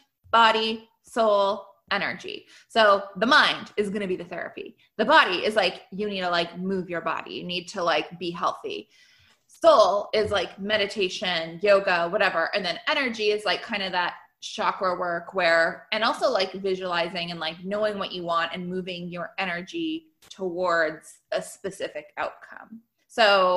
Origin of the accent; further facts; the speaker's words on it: Canada; I'm Canadian.